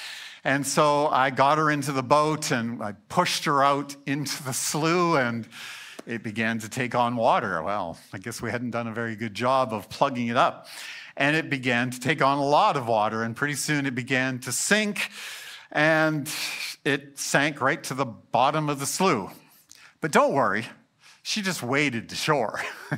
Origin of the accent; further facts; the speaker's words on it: Alberta, Canada; I grew up in South Central Alberta where we don't have great beaches.